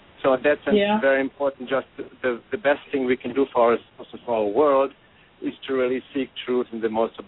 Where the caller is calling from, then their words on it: Topanga, California, United States; from Topanga, California.